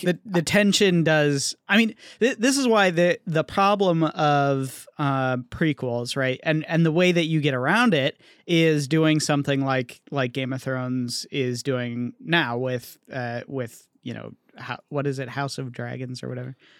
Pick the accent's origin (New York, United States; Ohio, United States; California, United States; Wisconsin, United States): California, United States; Bay Area; growing up in the Bay Area